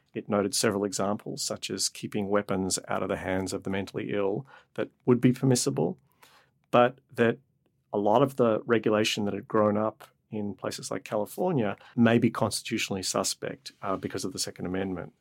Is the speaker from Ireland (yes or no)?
no; Australia; moved away; I grew up in Australia and my extended family lived on a farm